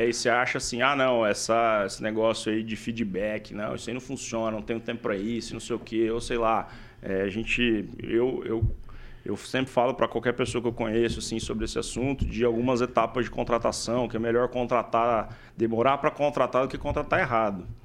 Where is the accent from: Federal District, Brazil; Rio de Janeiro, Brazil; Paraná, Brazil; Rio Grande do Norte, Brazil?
Paraná, Brazil; Paraíso do Norte; moved away as an adult; also born or lived in São Paulo; now in Maringá, Brazil; Eu não sou originalmente de Maringá, eu sou de Paraíso do Norte, que é uma hora daqui